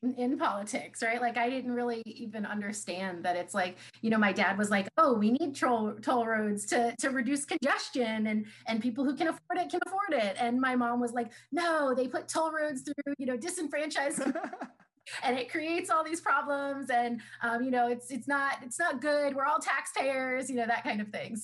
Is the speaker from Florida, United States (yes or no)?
yes; Orlando, Florida, United States; also born or lived in California / Gainesville, Florida; I grew up in Florida. I'm born and raised in the Orlando area